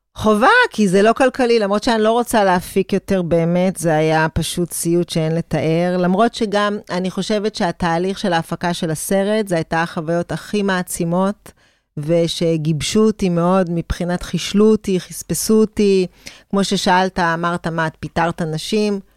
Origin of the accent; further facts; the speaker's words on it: Israel; אני כישראלית